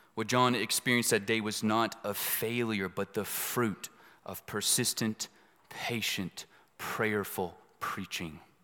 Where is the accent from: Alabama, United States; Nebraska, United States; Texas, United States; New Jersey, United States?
Texas, United States; Dallas; also born or lived in East Los Angeles, California; I was born in East L A. I grew up in Dallas